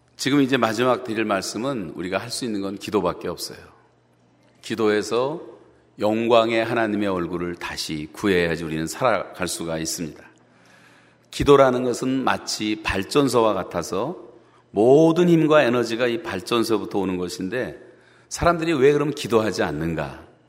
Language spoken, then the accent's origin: Korean; South Korea; 같은 한국 사람으로서